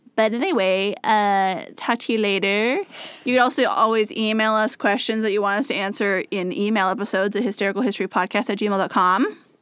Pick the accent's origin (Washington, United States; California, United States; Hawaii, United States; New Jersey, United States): Washington, United States; near Spokane; it told me I was from Spokane, Washington, which is very close to where I'm from